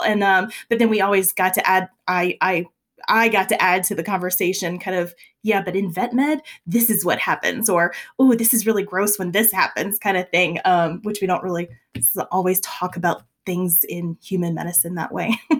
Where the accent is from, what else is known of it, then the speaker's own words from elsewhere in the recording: South Louisiana, United States; moved away as an adult; now in Colorado, United States; I'm from South Louisiana